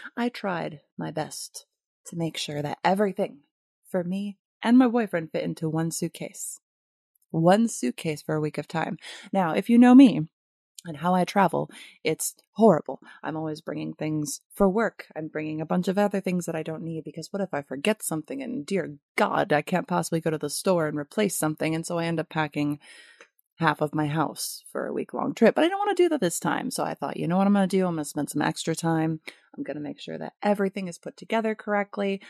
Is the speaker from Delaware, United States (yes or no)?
no; Michigan, United States; moved away as an adult; now in California, United States; I am coming to you from the glorious state of my conception and birth, Michigan